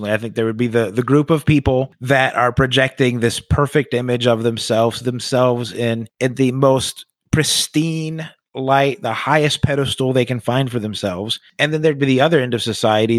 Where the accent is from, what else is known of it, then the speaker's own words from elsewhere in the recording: Buffalo, New York, United States; I grew up in Buffalo